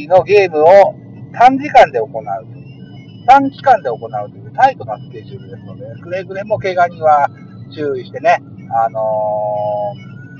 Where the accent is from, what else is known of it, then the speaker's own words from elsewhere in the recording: Hitachi, Ibaraki, Japan; 現在、地元の駅の前を走行中でございます